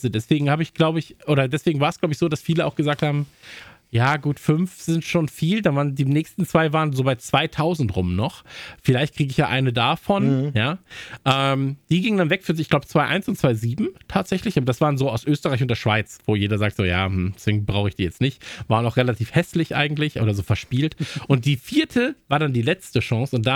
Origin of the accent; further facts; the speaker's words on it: Kempen, North Rhine-Westphalia, Germany; haben natürlich wieder drei äh, Konzerte angekündigt, drei Aufwärmkonzerte in meiner Heimat. Ja, also Campen